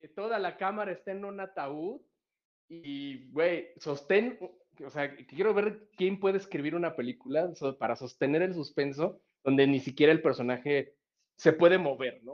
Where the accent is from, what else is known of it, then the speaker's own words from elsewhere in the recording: Mexico; nosotros como mexicanos